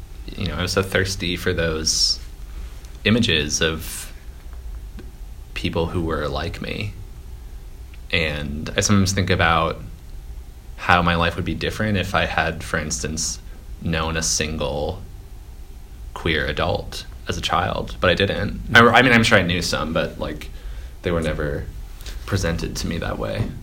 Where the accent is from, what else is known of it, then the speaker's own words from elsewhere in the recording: Minneapolis–Saint Paul, Minnesota, United States; now in New York City, United States; I'm from the Twin Cities